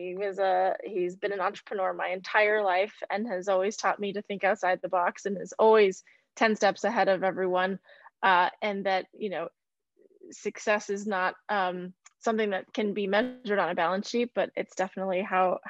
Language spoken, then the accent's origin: English; Midwest, United States; I grew up in the Midwest